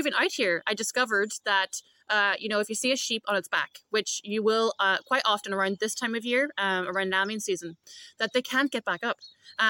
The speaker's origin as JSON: {"language": "English", "town": "Derry", "region": "Northern Ireland", "country": "United Kingdom"}